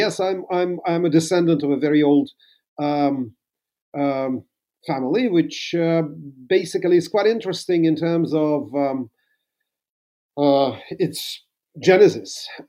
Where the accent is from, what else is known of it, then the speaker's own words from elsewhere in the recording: Moscow, Russia; I'm a Moscovite and actually was born just essentially 15 minutes walk from the Kremlin.